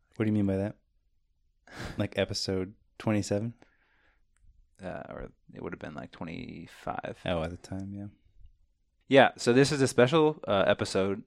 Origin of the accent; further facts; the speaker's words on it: Champaign, Illinois, United States; We are twin brothers from Champaign, Illinois